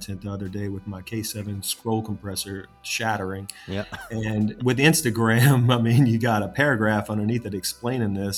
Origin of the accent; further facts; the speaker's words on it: Louisiana, United States; I'm from Louisiana. I was born in 85, so I grew up in the 90s and around that era